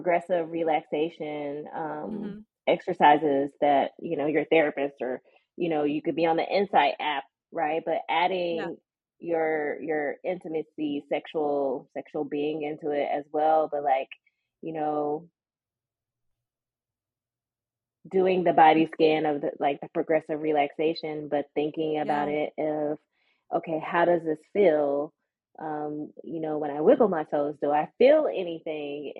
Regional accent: the South, United States; growing up in the South. And for me, I was a church girl

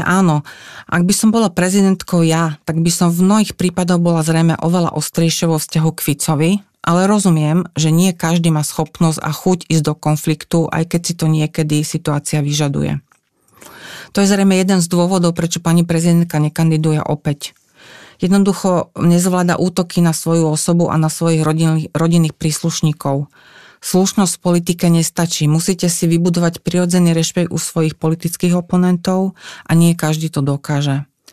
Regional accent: Slovakia

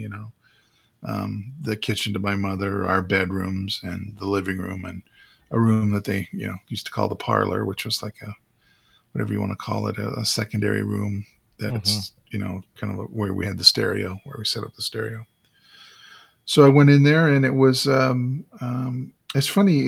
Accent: Saskatchewan, Canada; moved away as an adult; now in Calgary, Canada; I went back to my hometown in Saskatchewan

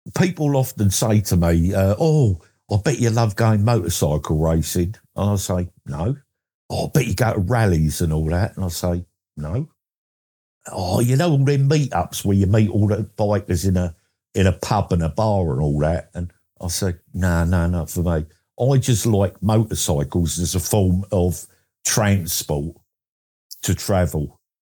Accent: Essex, East of England, United Kingdom; I'm from Essex in England

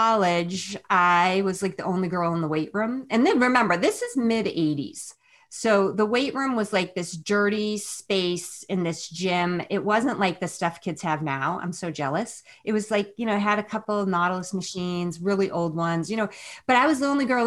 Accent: New England, United States; moved away as an adult; also born or lived in Chicago; now in Northern California, United States; I'm from New England. Before we started talking, I'm from Northern California, but I'm from New England

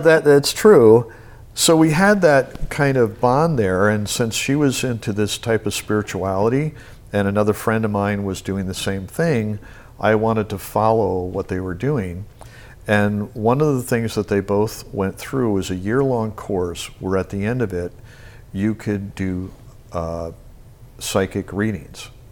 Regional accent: Albany, New York, United States; moved away; I grew up in Albany, New York

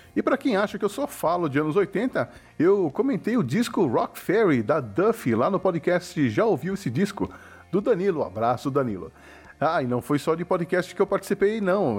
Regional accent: Brazil; nós brasileiros

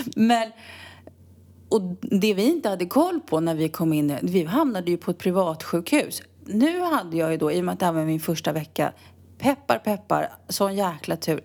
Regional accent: Sweden; now in Spain; jag var svensk

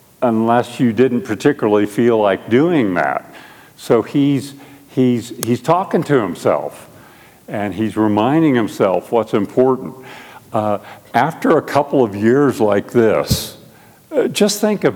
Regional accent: Albuquerque, New Mexico, United States; We're from Albuquerque, and I am on staff at Mosaic Church, which is a PCA work in Albuquerque

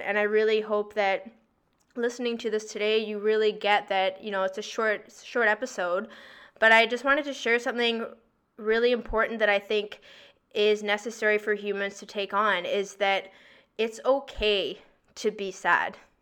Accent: Victoria, British Columbia, Canada; moved away as an adult; now in Toronto, Canada; I'm from BC, I'm from Victoria

